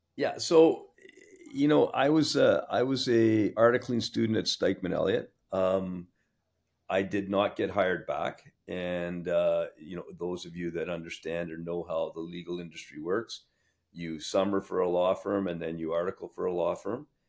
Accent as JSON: {"language": "English", "town": "Sudbury", "region": "Ontario", "country": "Canada", "tie": "born or raised there", "moved": "yes", "said": "I grew up in Sudbury. Uh, it's my hometown"}